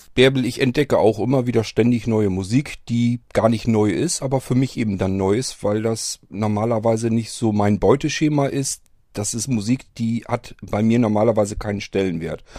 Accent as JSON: {"language": "German", "region": "Northern Germany", "country": "Germany", "said": "Hier bei uns im Norden"}